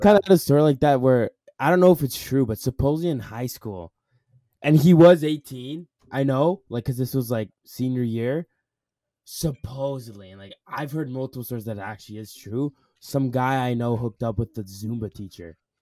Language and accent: English; Edmonton, Alberta, Canada; I'm from Edmonton